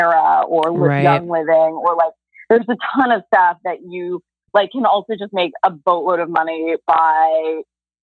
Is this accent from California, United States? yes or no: yes; Los Angeles, California, United States; now in New York, United States; I'm from LA originally